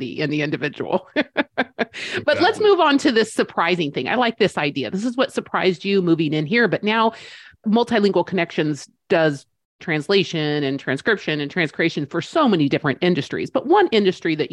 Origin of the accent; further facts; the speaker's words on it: Spain; moved away; I grew up in Spain, which means that those were my teen years.